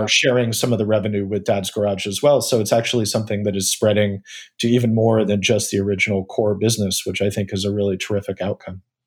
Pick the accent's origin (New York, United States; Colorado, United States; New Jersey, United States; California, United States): California, United States; Northern; moved away; also born or lived in Atlanta; I grew up in Northern California, you know, when I was in elementary school